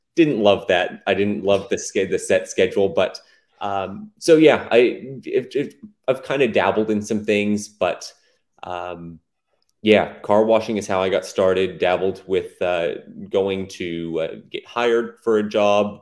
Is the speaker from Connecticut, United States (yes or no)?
no; Plano, Texas, United States; also born or lived in Allen, Texas; in a city called Plano, big city. Um, that's where I s, grew up most of my life